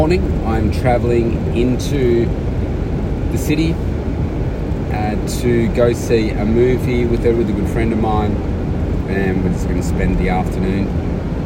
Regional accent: Melbourne, Victoria, Australia; my hometown here

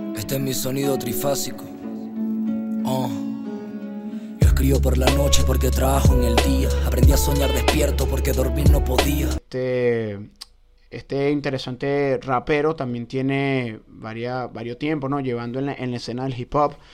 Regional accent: Valles del Tuy, Miranda, Venezuela; de donde yo soy, de los valles del Tuy

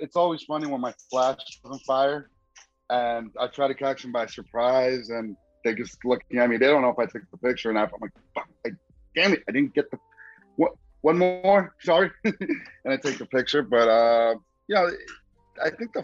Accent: New York City, New York, United States; I am from Queens, New York

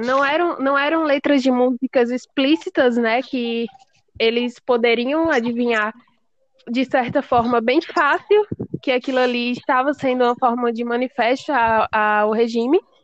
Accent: Brazil; nós, como brasileiros

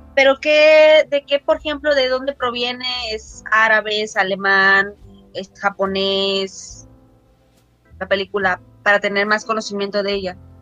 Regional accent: Guerrero, Mexico; soy de aquí, de Guerrero

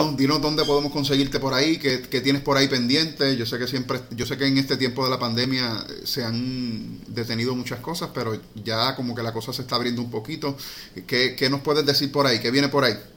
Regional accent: Puerto Rico; somos puertorriqueños

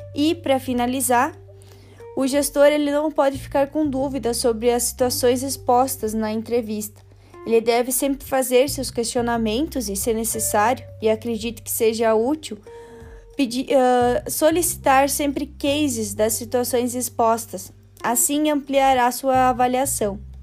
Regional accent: Frederico Westphalen, Rio Grande do Sul, Brazil; sou natural de Frederico Westphalen, cidade localizada perto da divisa com Santa Catarina

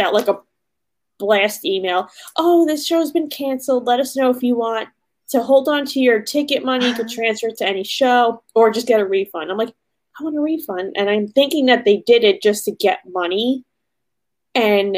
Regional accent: New York City, New York, United States; I'm from Staten Island too

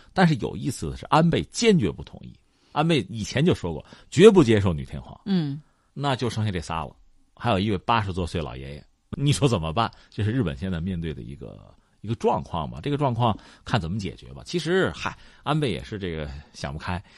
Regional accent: China; 我们中国人

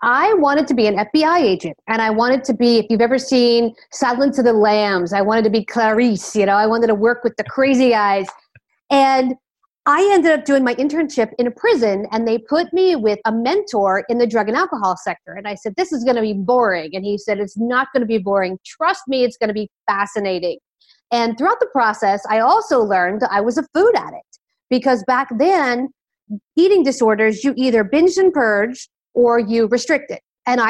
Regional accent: Philadelphia, Pennsylvania, United States; accent: Philadelphia; now in Miami, United States; I'm in Miami, Florida in the U.S. I am originally from the Philadelphia area. I lost my accent, unlike you guys who have a beautiful accent. The Philadelphia accent is not exactly beautiful.

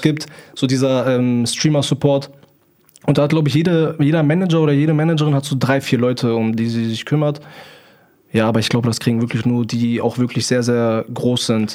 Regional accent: near Hanover, Lower Saxony, Germany; Ich komme aus der Nähe von Hannover

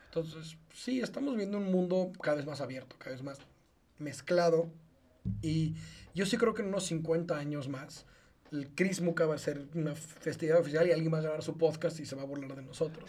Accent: Mexico; also born or lived in Israel; Como mexicano viviendo en este país toda la vida, un año no lo viví aquí. Un año lo viví en un país lejano llamado Israel.

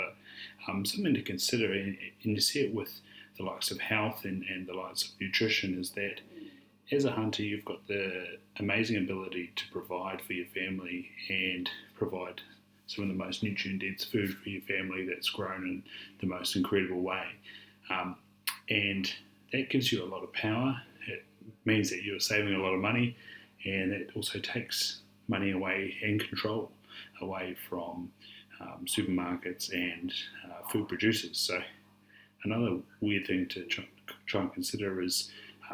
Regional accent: New Zealand; New Zealand, my home country

